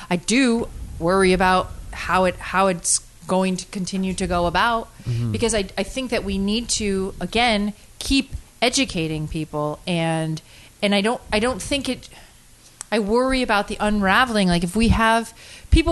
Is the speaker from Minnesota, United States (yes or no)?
no; Connecticut, United States; I'm from Connecticut